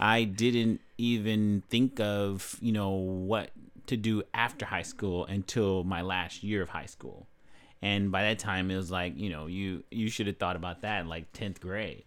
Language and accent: English; Los Angeles, California, United States; I grew up in, uh, South Central Los Angeles